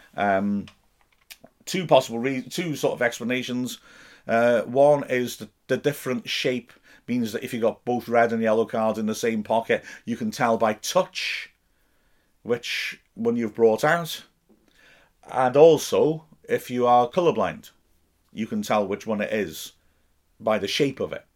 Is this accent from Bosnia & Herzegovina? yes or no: no; United Kingdom